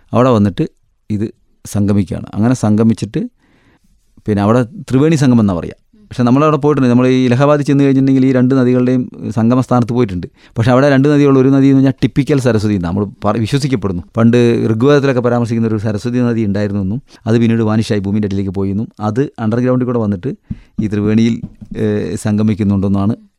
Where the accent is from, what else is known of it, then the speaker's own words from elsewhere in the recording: Kerala, India; ഞങ്ങൾ കേരളത്തിൽ നിന്നാണ്